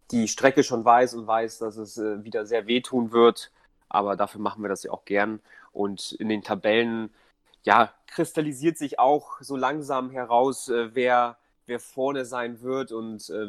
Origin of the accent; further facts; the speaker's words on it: Hamburg, Germany; also born or lived in Poland; bin ursprünglich aus Polen, aber lebe im Grunde mein ganzes Leben schon in Hamburg. Ähm, spreche aber auch noch Polnisch. Ähm, und ja, bin, bin einfach Hamburger